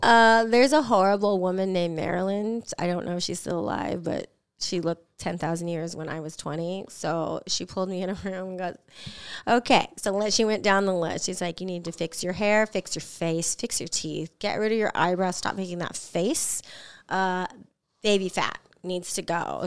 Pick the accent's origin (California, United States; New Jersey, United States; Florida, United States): California, United States; San Diego; teenager growing up in San Diego